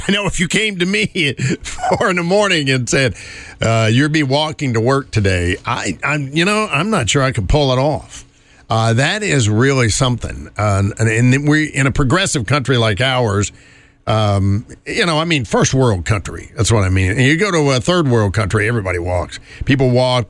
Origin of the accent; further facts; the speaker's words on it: North Carolina, United States; moved away; riding in the back of the bus in my home state